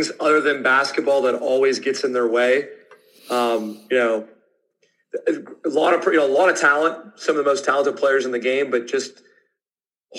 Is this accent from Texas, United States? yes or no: no; Youngstown, Ohio, United States; I'm from Youngstown, Ohio